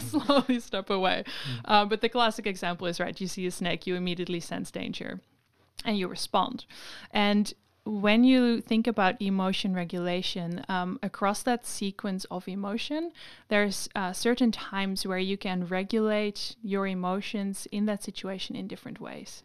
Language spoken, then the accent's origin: English; Amsterdam, North Holland, Netherlands; moved away as an adult; now in Sydney, Australia; I'm from Amsterdam